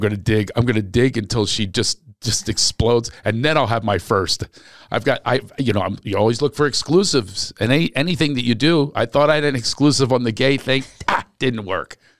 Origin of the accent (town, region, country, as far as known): Philadelphia, Pennsylvania, United States; born or raised there